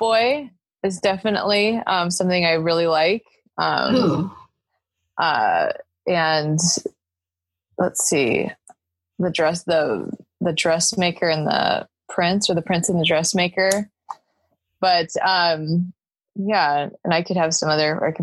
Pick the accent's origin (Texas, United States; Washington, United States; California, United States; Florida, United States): California, United States; Los Angeles; also born or lived in Santa Cruz; now in Long Beach, United States; I grew up in the Valley.